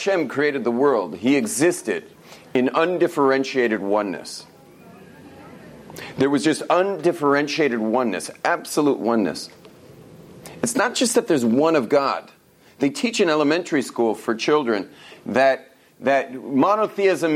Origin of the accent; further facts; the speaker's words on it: Los Angeles, California, United States; moved away as an adult; also born or lived in Jerusalem; I grew up in Los Angeles, where people actually speak English. But my English comes from West Los Angeles